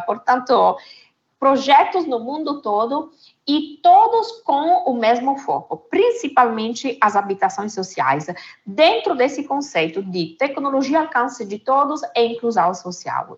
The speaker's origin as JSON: {"language": "Portuguese", "country": "Italy", "second_language": "Portuguese", "moved": "yes", "said": "de origem sou italiana"}